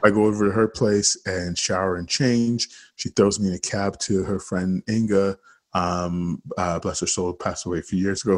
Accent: Toronto, Ontario, Canada; I grew up in Regent Park

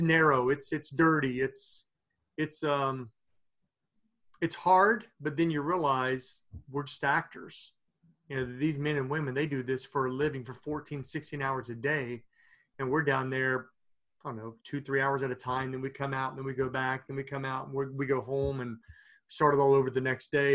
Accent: Princeton, West Virginia, United States; moved away; my hometown of Princeton, West Virginia

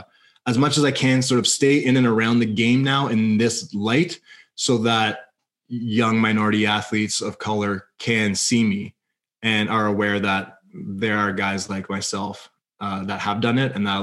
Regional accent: Canada; if I'm a kid from Blackburn

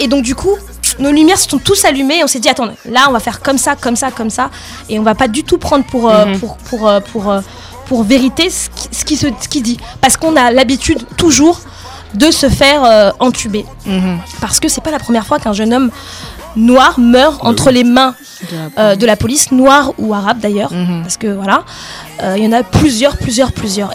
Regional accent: Paris suburbs, Île-de-France, France; je suis née, j'ai grandi en France, en euh, banlieue parisienne

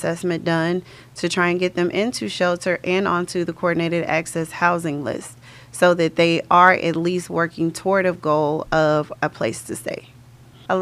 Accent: Conroe, Texas, United States; I was born and raised in Conroe and I've been there my entire life

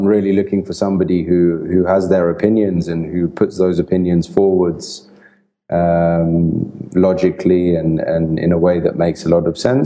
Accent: England, United Kingdom; also born or lived in Italy; I'm Italian, and I grew up in England. My family moved to England when I was 2 years old, so I grew up in the UK

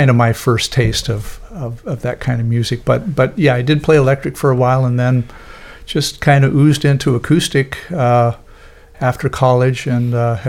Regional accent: Klamath Falls, Oregon, United States; also born or lived in Eugene, Oregon; I was born and raised in Klamath Falls, which is roughly 3 hours south of here, and came up here to college in 1965.

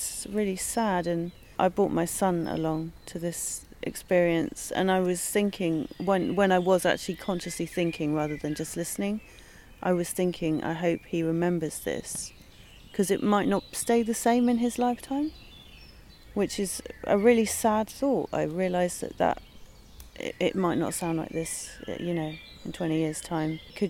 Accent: London, United Kingdom; I grew up in London

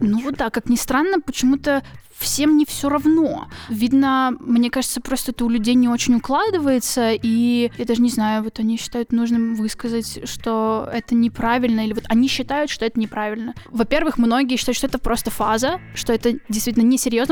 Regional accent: Kyiv, Ukraine; я из Киева.

